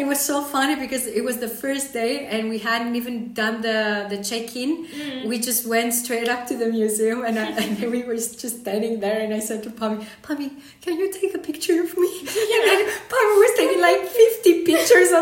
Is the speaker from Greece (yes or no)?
yes; Greece; I'm from Greece